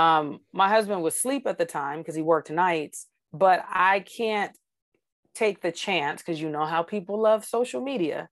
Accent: Georgia, United States; now in Arizona, United States; I grew up in Georgia where we have clouds

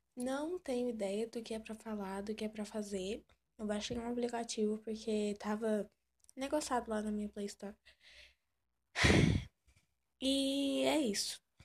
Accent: Goiás, Brazil; Sou do Brasil, Goi Goiás

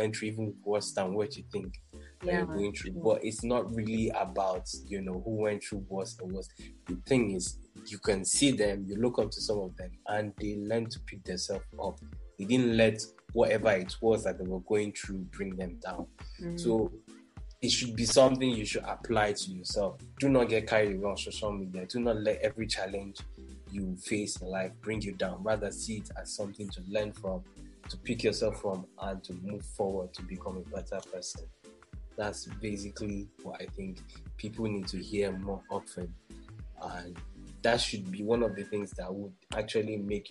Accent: Nigeria; I'm from Nigeria

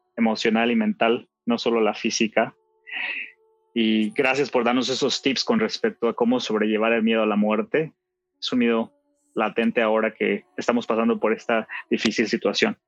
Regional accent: Mexico; en mi país, en México

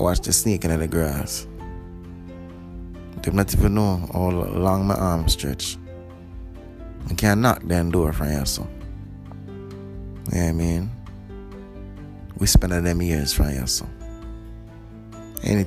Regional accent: Jamaica; now in Canada; I'm a Jamaican

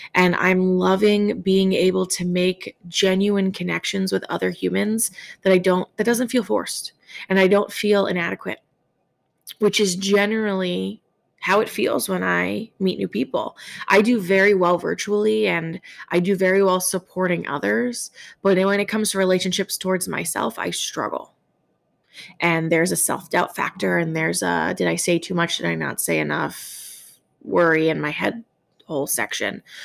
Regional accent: New York, United States; as a New Yorker

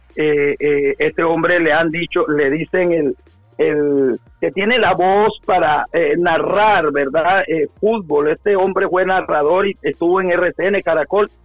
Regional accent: La Gloria, Cesar, Colombia; now in Santa Marta, Colombia; mi pueblo natal donde nací yo, eh, la Gloria Cesar

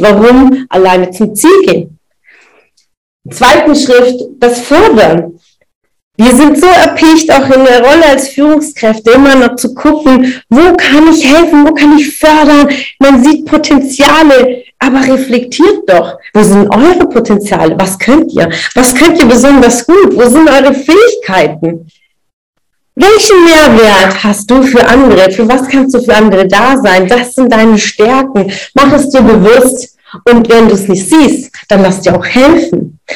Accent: das Ländle, Baden-Württemberg, Germany; so ein Schmeckle, sagen wir bei uns im Ländle

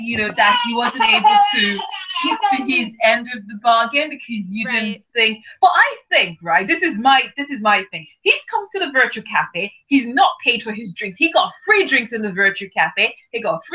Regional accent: Nigeria; I'm Nigerian as well, okay? I am Nigerian

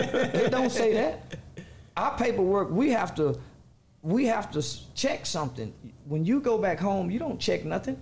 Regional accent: United States; Well, I'm black American.

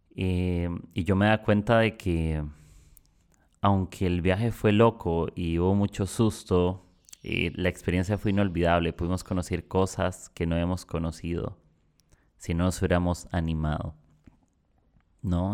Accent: Costa Rica; moved away as an adult; now in Peru; yo soy de Costa Rica y estoy viviendo acá en Perú

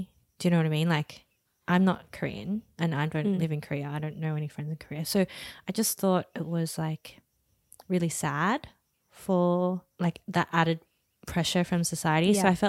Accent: Australia; Oh, maybe because we're Asian Aussie.

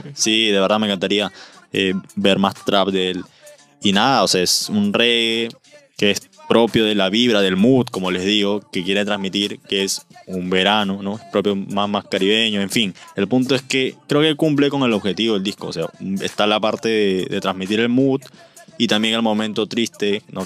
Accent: Peru; Nosotros somos peruanos

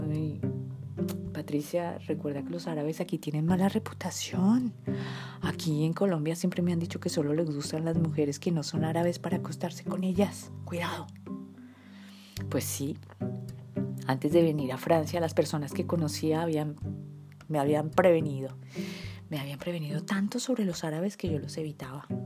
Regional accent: Tunisia; Yo, soy de Túnez. Túnez. Tunisí, La Tunisí.

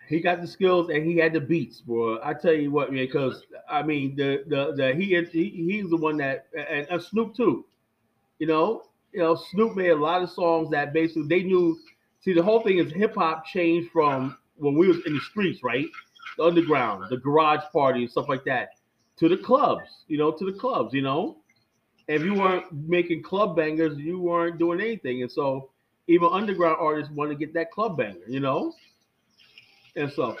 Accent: New York City, New York, United States; born or raised there

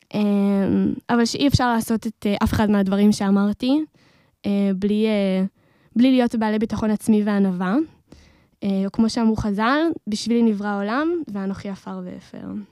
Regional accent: Modi'in, Central District, Israel; אני uh, ממודיעין

